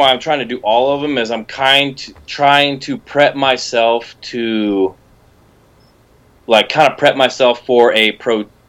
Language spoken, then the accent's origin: English; Colorado Springs, Colorado, United States; I'm from Colorado Springs, Colorado.